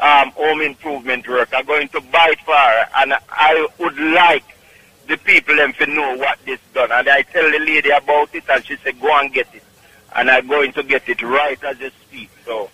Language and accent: English; Syria; English is a second language; I grew up in Syria.